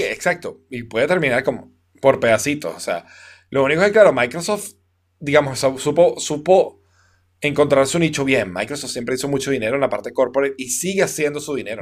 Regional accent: Venezuela; como buen venezolano

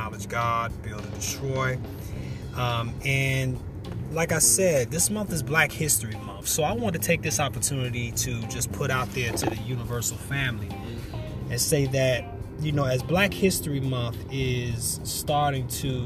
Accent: United States; America is where I'm from. You know, we are American bred, you know, and born black

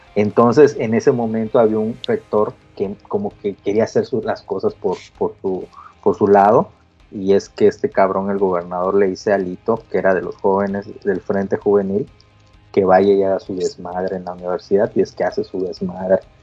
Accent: Campeche, Mexico; moved away as an adult; yo me fui de Campeche muchos años

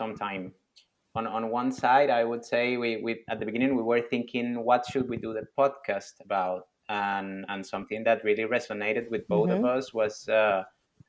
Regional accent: Venezuela; moved away as an adult; also born or lived in Dubai, United Arab Emirates; now in Abu Dhabi, United Arab Emirates; I'm from Venezuela, based in the United Arab Emirates for the last 9 years.

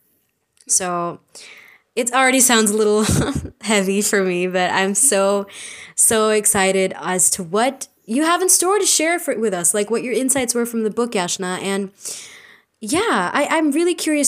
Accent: India; We are Indian postgrads in psychology

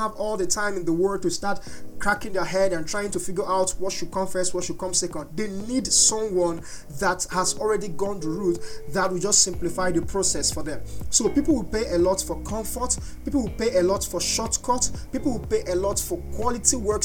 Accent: Nigeria; I am a Nigerian

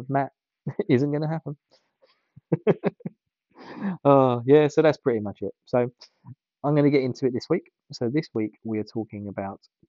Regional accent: England, United Kingdom; I'm from England.

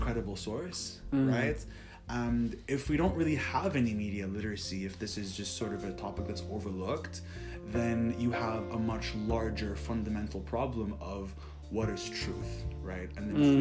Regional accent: Kuwait; moved away as an adult; also born or lived in Syracuse, New York, United States; now in Los Angeles, United States; I'm an international graduate student. I'm from Kuwait. I spent the last 4 years here in the States

